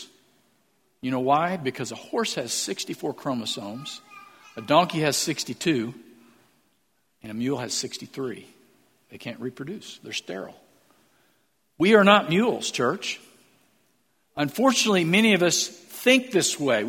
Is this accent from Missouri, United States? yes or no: yes; Missouri, United States; moved away; I'm from Missouri